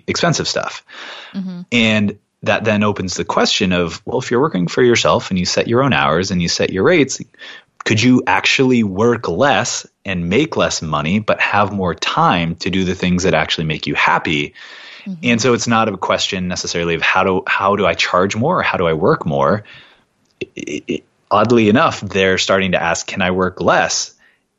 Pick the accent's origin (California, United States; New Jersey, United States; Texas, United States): California, United States; also born or lived in Portland; now in New York, United States; I was born and raised in California